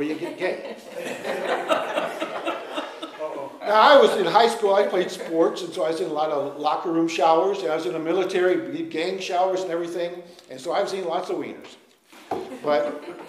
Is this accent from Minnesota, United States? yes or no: yes; Minnesota, United States; we're from Minnesota, and I was a crick fisherman